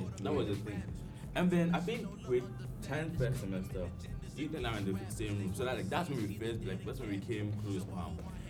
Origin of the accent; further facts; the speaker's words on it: Kumasi, Ashanti, Ghana; Okay, I'm from Kumasi